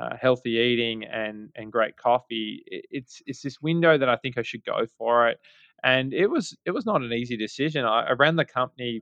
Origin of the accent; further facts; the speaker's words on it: Melbourne, Victoria, Australia; moved away as an adult; now in New York City, United States; We're both from Australia, both from Melbourne, Australia